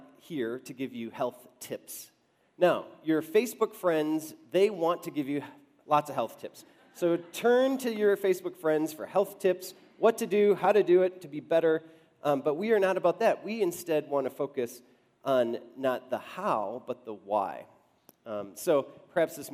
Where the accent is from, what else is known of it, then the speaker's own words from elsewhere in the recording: Wisconsin, United States; now in Denver, United States; Susie and I grew up in Wisconsin